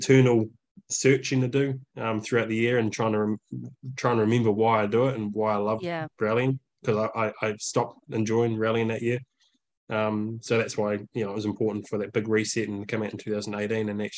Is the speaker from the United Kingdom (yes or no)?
no; New Zealand; moved away as an adult; also born or lived in Germany; we come from New Zealand, we uplifted our whole life for 6 years living in Europe